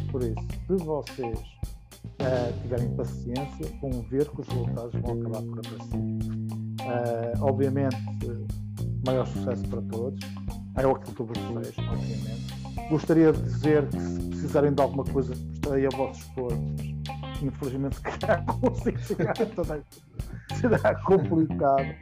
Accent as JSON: {"language": "Portuguese", "country": "Portugal", "said": "eu utilizo o inglês e não o português como minha língua. Uh, não que eu tenha vergonha, orgulho muito de ser português, também não sou brasileiro. Muita gente pensou que eu era brasileiro, não sou brasileiro, sou português."}